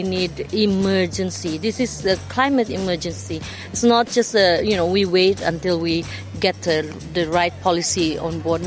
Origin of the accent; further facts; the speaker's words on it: Sabah, Malaysia; I'm from the state of Sabah, Malaysia